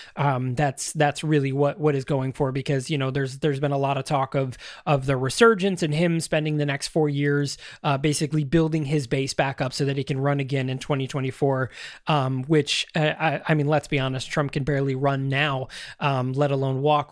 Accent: Syracuse, New York, United States; my hometown right here in Syracuse

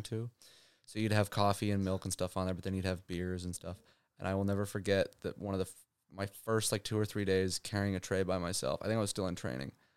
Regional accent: Santa Barbara, California, United States; moved away as an adult; now in Los Angeles, United States; growing up in Santa Barbara

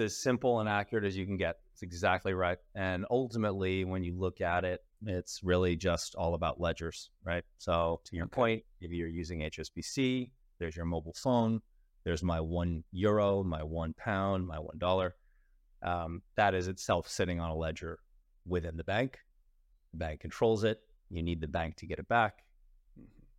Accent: United States; I'm American

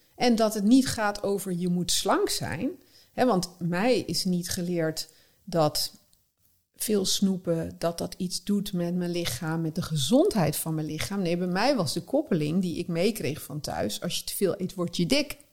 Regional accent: North Brabant, Netherlands; born or raised there; moved away

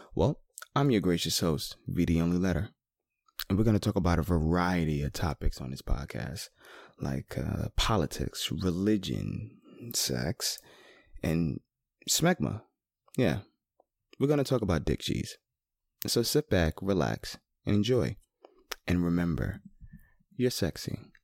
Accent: New York City, New York, United States; I'm from Queens

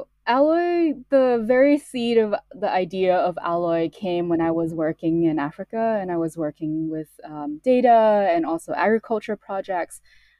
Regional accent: Hong Kong; also born or lived in Canada; I moved to Canada when I was four. And then when I was eight, I moved back to Hong Kong. So I was born in Hong Kong.

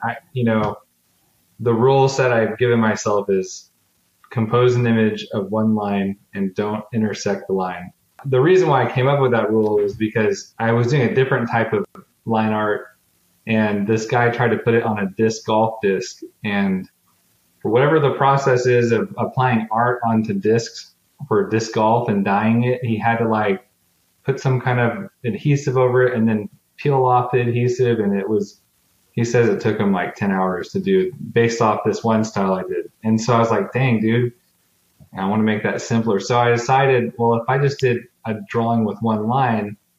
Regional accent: Texas, United States; I'm from Texas

